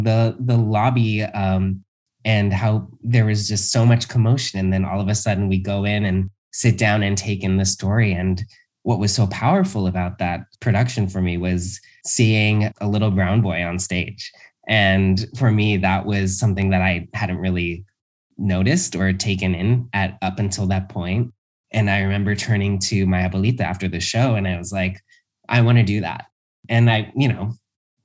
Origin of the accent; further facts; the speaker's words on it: Los Angeles, California, United States; when I was a kid, I grew up in Los Angeles